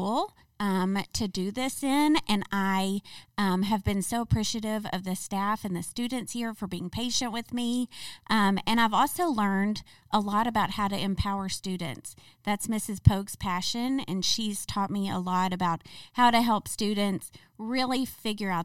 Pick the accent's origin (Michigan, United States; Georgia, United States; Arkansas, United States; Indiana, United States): Arkansas, United States; Springdale; grew up in Springdale. I've lived here my whole life